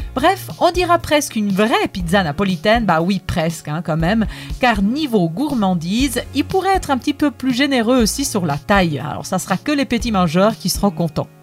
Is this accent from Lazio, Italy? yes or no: no; Naples, Campania, Italy; accent: Italian; French is a second language; moved away; also born or lived in Geneva; D'après mon accent, vous vous doutez bien que je suis italienne et plus précisément je viens de Naples